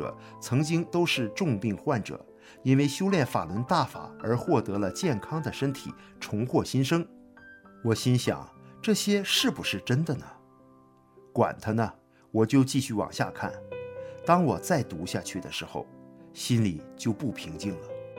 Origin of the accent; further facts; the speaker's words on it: Hebei, China; 我喝着从河北老家寄来的中药和买来的止疼药